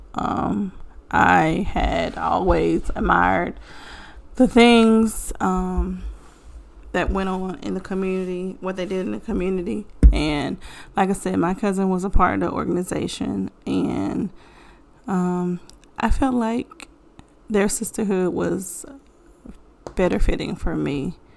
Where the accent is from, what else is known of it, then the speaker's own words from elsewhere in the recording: Bassett, Virginia, United States; That's where I'm from, Bassett.